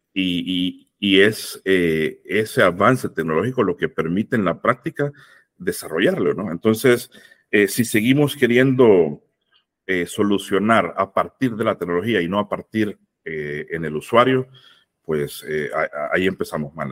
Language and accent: Spanish; El Salvador; yo soy salvadoreño